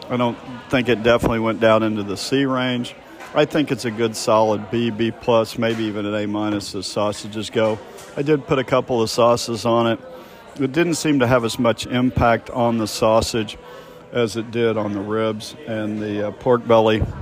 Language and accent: English; Kansas City, Missouri, United States; growing up in Kansas City